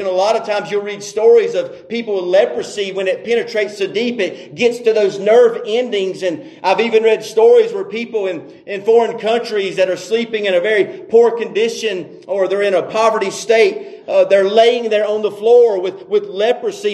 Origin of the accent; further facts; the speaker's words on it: North Carolina, United States; I grew up in North Carolina and I didn't grow up in church.